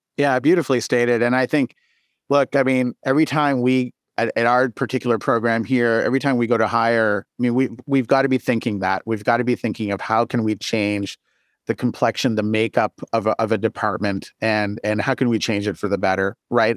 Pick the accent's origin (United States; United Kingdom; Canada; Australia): Canada; moved away; I'm Canadian and that I came out of a Canadian training environment